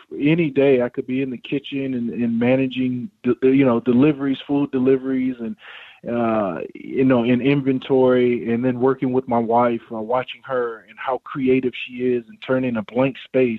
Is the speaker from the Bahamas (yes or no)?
yes; Bahamas; My family originally is Bahamian. We're from the Bahamas.